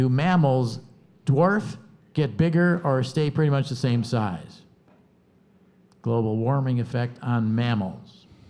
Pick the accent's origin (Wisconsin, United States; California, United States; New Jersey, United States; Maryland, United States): Wisconsin, United States; Milwaukee; I'm from Milwaukee, though, too